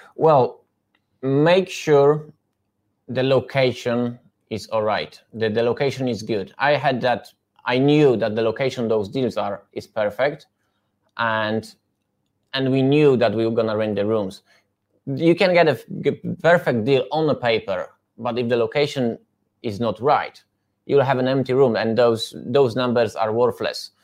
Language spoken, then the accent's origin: English; Poland; English is a second language; moved away as an adult; now in United Kingdom; I come from Poland in 2014